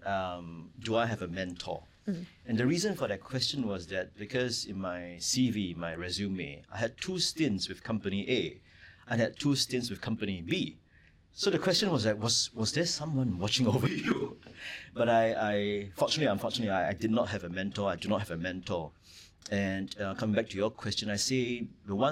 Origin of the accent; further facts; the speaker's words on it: Singapore; I grew up in Redhill in a three-room flat